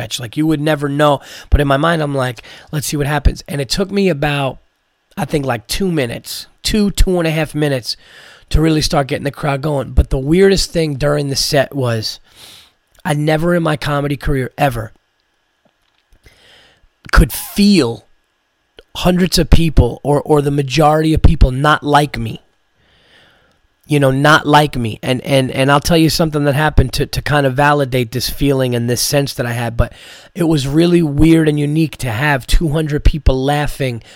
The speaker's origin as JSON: {"language": "English", "region": "New York", "country": "United States", "said": "I'm not from Jersey, I'm from New York"}